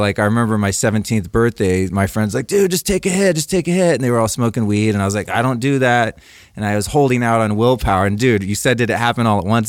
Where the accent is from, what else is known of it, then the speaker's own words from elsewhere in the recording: Northern California, United States; I grew up in Northern California in the seventies